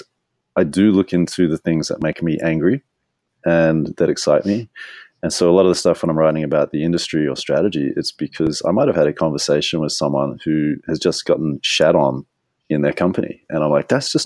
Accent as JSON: {"language": "English", "country": "Australia", "said": "I'm Australian"}